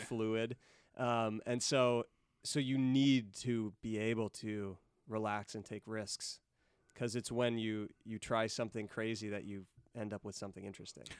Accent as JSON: {"language": "English", "town": "Chico", "region": "California", "country": "United States", "tie": "born or raised there", "said": "I grew up in Chico"}